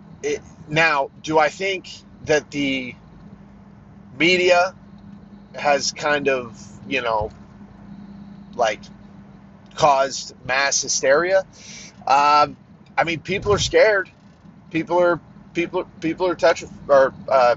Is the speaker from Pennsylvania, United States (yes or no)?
yes; Pennsylvania, United States; also born or lived in Pittsburgh area, southwestern Pennsylvania; we were here in my home state of Pennsylvania